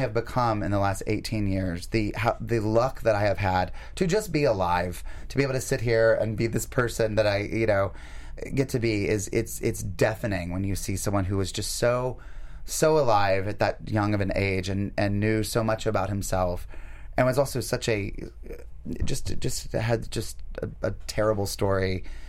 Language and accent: English; North Carolina, United States; moved away; North Carolina, my home state.